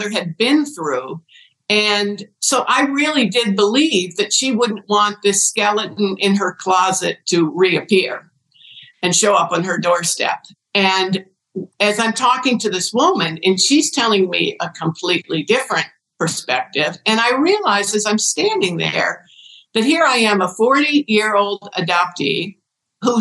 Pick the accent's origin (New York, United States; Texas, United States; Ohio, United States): Ohio, United States; born or raised there